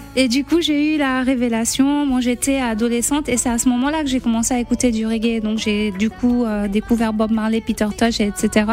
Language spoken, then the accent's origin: French; Côte d’Ivoire; also born or lived in Liberia / Lebanon (ancestry); on s'est réfugié en Côte d'Ivoire